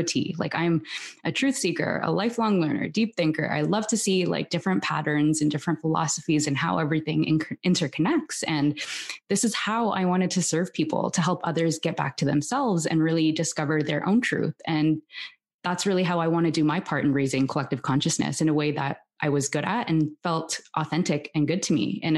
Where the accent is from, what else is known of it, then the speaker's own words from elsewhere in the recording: Toronto, Ontario, Canada; now in Barcelona, Spain; I'm originally from Toronto